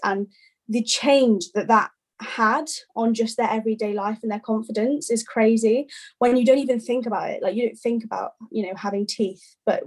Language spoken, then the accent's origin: English; Wales, United Kingdom; I'm actually from Wales